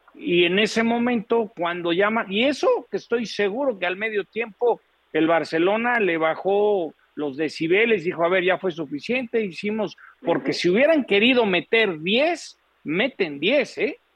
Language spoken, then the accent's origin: Spanish; Mexico; como mexicano